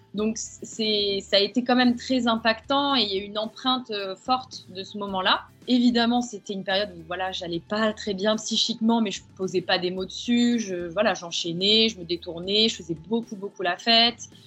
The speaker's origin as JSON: {"language": "French", "region": "the South", "country": "France", "tie": "born or raised there", "moved": "as an adult", "said": "je suis revenue sur ma terre natale euh, dans le sud"}